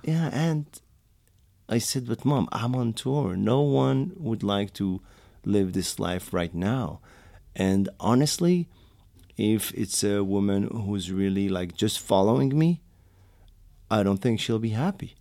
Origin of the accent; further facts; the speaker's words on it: Morocco; English is a second language; also born or lived in France; now in New York City, United States; I was born and raised in Morocco